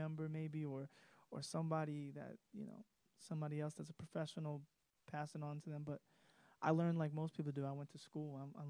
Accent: Brentwood, New York, United States; also born or lived in Bay Shore, New York / Farmingdale, New York; I was born in Bayshore, New York, and I grew up in Brentwood, Long Island, and now I live in Farmingdale, Long Island.

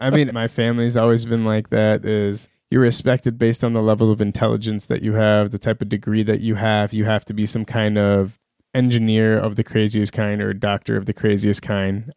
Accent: Iran; moved away; also born or lived in Pakistan / Minneapolis; I grew up in Iran

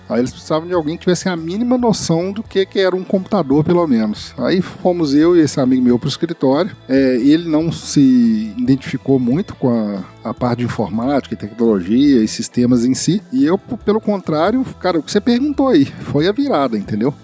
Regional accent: Sete Lagoas, Minas Gerais, Brazil; moved away; Eu nasci e agora resido novamente em Sete Lagoas, Minas Gerais. Nasci aqui em 72, 1972.

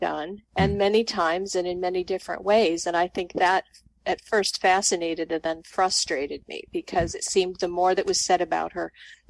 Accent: Colorado, United States; also born or lived in Nebraska / Texas / South Dakota; now in Illinois, United States; I grew up in the West. I grew up in Colorado. I'm a mountain girl.

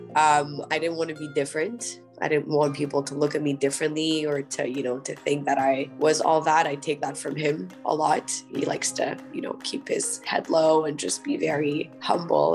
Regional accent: Montreal, Quebec, Canada; from Montreal, wherever you find yourself already being a Canadian

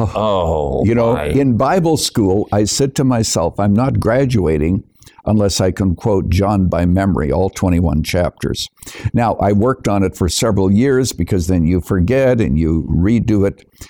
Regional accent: Canada; moved away as an adult; now in United States; I was born and raised in Canada, but I'm a naturalized citizen here in the United States, coming here in the early 1970s

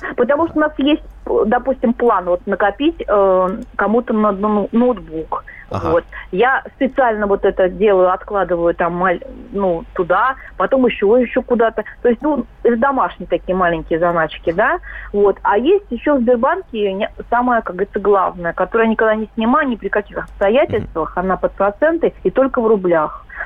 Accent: Moscow, Russia; я москвичка

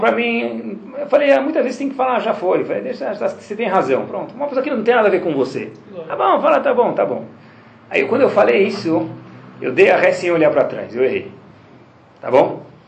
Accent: Brazil; eu sou do Brasil

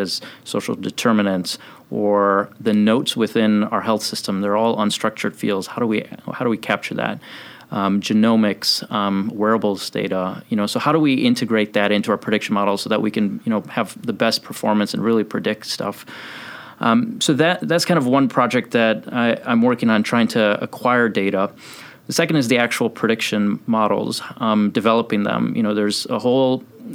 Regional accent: Chicago, Illinois, United States; I'm from Chicago originally, and all of my training has been in Chicago

